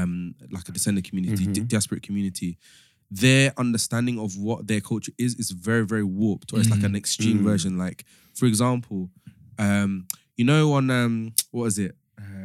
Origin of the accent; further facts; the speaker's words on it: London, United Kingdom; I'll say that I'm from London.